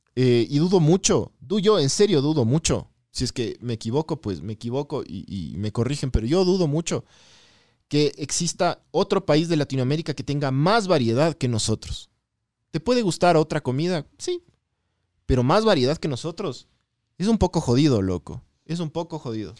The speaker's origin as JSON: {"language": "Spanish", "country": "Ecuador", "said": "yo soy de Ecuador"}